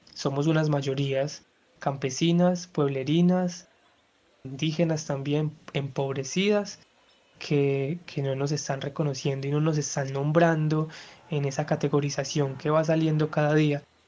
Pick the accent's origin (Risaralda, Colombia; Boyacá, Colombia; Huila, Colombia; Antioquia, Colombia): Antioquia, Colombia; Eastern; habitante del Oriente Antioqueño